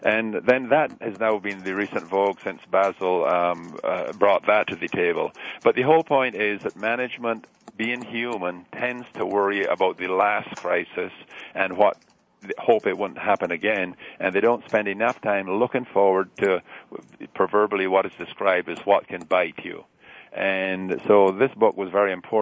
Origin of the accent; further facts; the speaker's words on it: Barbados; now in Canada; I'm originally from Barbados, and you don't lose an accent very much like the Scottish folk.